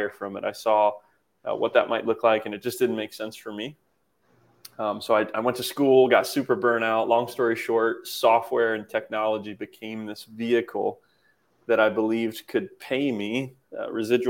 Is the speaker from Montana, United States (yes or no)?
no; Kokomo, Indiana, United States; moved away; I moved back to my hometown of Indiana, to where I'm at now, Kokomo